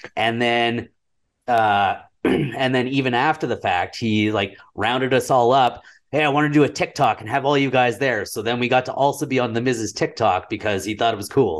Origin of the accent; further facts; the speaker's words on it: Red Deer, Alberta, Canada; I'm from Red Deer and I live in Red Deer